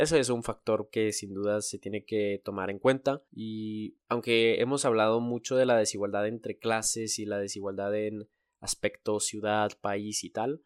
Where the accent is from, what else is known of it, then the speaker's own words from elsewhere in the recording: Mexico; nosotros, México, es el país más desigual